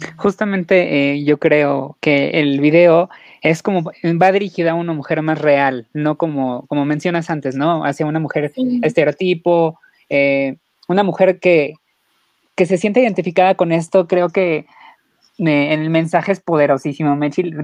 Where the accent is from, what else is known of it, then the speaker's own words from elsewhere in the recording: Mexico; como mexicano nosotros te abrimos las puertas